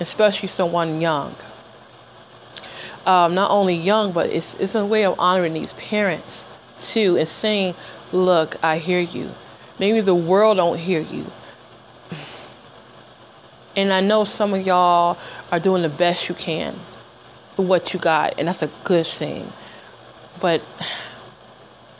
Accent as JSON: {"language": "English", "town": "Detroit", "region": "Michigan", "country": "United States", "tie": "born or raised there", "moved": "as an adult", "said": "I lived in Detroit for the first 20 years of my life. 2 weeks after my 20th birthday, I moved"}